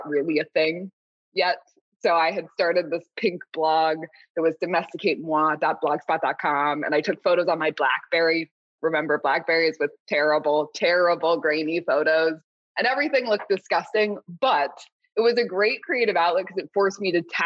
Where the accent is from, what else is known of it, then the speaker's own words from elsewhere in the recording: Southern California, United States; I grew up in Southern California